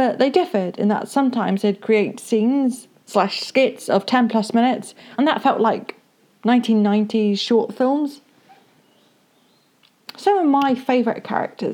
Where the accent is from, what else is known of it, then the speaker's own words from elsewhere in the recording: United Kingdom; I am British